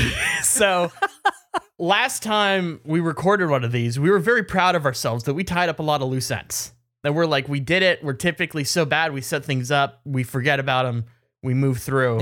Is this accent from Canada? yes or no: yes; Canada; as a Canadian